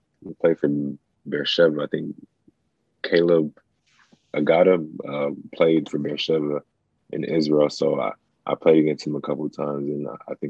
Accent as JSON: {"language": "English", "country": "Nigeria", "said": "Honestly, I don't know. I think it's maybe genetics, or maybe because I'm from Nigeria."}